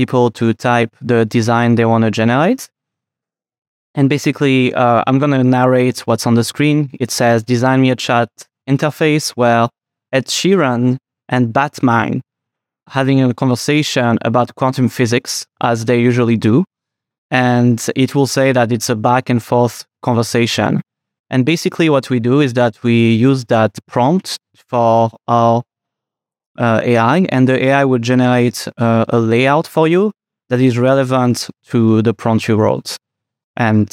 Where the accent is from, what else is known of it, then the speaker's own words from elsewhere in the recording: Geneva, Switzerland; accent: French; English is a second language; moved away as an adult; now in San Francisco, United States; I'm from Geneva in Switzerland, which is kind of a mix between France and Switzerland.